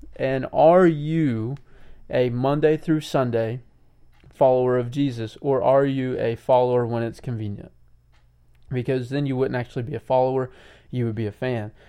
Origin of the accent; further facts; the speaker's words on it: United States; us as American people today